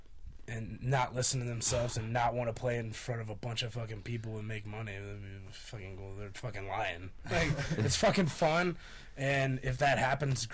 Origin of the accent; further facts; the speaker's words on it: Chicago, Illinois, United States; moved away as an adult; now in Fort Collins, United States; I'm from Chicago